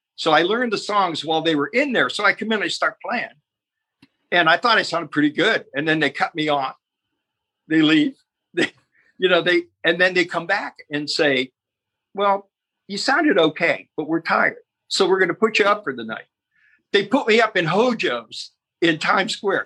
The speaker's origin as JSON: {"language": "English", "town": "Youngstown", "region": "Ohio", "country": "United States", "also_born_or_lived": "Cleveland", "moved": "yes", "said": "in Youngstown, Ohio, we're both from Youngstown. So then we both moved to Cleveland"}